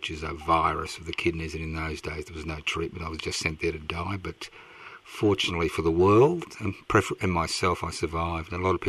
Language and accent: English; Brisbane, Queensland, Australia; moved away as an adult; I was born in Brisbane. I was born in 51. I grew up in Brisbane. And I left in 76